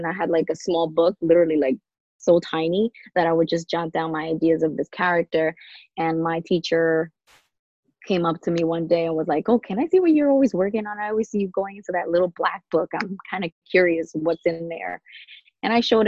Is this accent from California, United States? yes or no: no; New York City, New York, United States; moved away as an adult; now in Long Island, United States; I grew up in New York, Queens, and the Queens side, Jamaica.